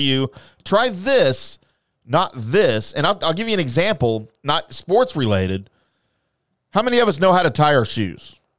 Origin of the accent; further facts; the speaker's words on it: Louisiana, United States; now in Dallas, United States; I'm from Louisiana